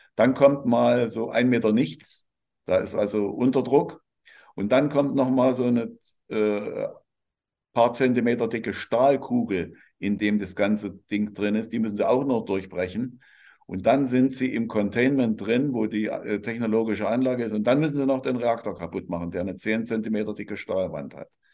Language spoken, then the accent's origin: German; Germany